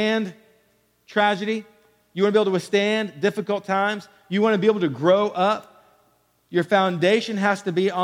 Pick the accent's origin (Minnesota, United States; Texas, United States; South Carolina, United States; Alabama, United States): Texas, United States; Killeen; growing up in Killeen, Texas